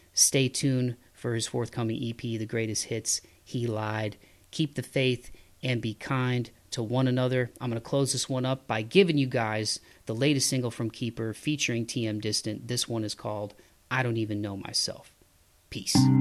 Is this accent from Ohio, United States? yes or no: yes; Toledo, Ohio, United States; where I grew up in Toledo